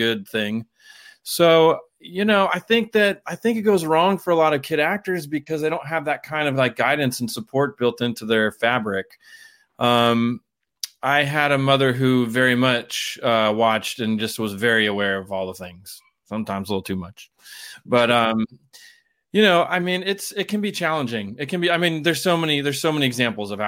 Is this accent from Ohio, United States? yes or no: no; San Diego, California, United States; moved away as an adult; also born or lived in Pittsburgh / New York; I'm from San Diego originally, and I got a black belt in Taekwondo when I was about 11 years old.